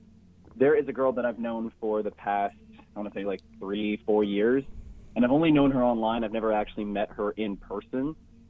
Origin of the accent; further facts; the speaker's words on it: Illinois, United States; I live in Illinois